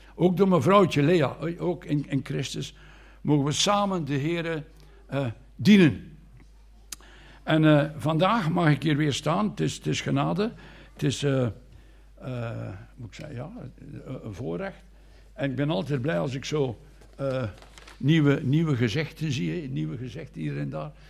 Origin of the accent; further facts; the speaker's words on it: Anderlecht, Brussels-Capital Region, Belgium; moved away as an adult; now in Bruges, Belgium; Ik ben geboren in Brussel, in Anderlecht.